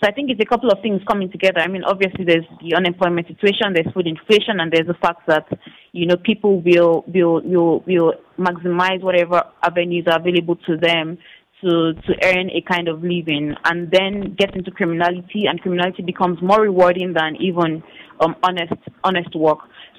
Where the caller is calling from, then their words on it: Abuja, Federal Capital Territory, Nigeria; And actually, I'm joining from Abuja. I'm in Abuja presently.